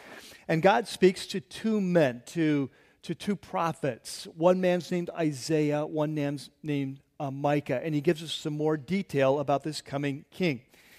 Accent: California, United States; You know, Lynn and I grew up in San Diego County, in North County there, like Vista Oceanside, Carlsbad, and there was a little town called Bonzel there.

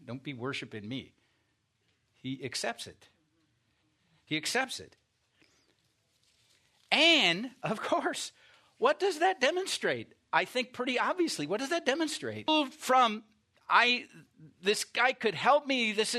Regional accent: Iowa, United States; I mean, I grew up in Iowa, not on a farm, but near farmland, and we had dogs, okay?

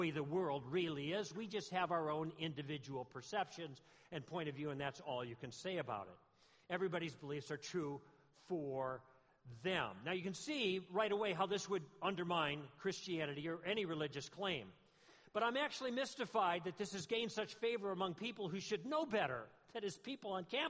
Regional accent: Southern California, United States; I'm from Southern California, and I live on the West End, which is by the coast

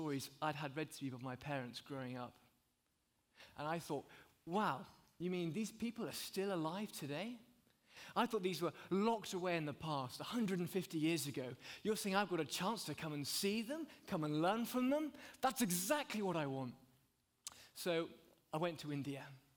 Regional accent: United Kingdom; As a British guy in America for the last few days

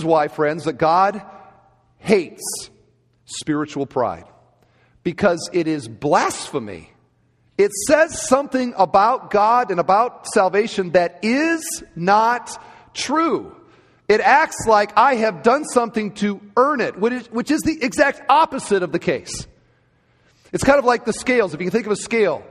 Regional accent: Cedar Falls, Iowa, United States; moved away; I grew up in Cedar Falls, Iowa

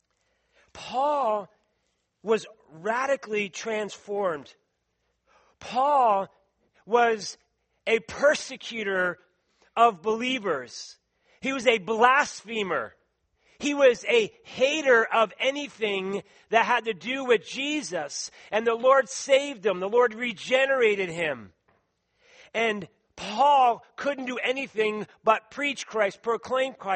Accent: Philadelphia, Pennsylvania, United States; accent: East Coast; moved away; I say wooder. I say radiator, tournament, some of the words from Philadelphia, right? And so people then sometimes imitate my accent from the East Coast

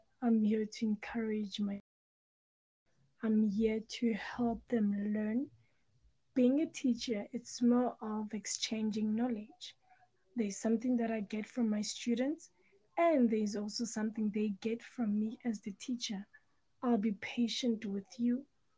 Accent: South Africa; I'm from South Africa. I'm 26 years of age.

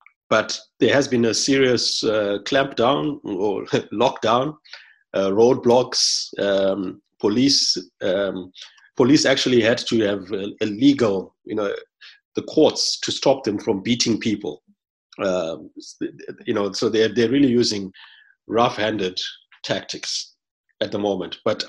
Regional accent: Zimbabwe; moved away; I'm from Zimbabwe. And Zimbabwe, but our family, some of it is in the UK.

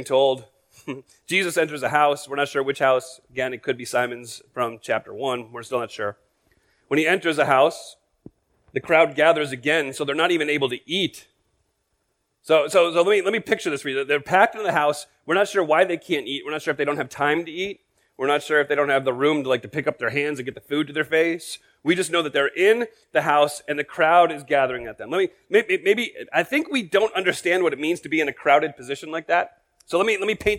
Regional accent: United States; as American Christians

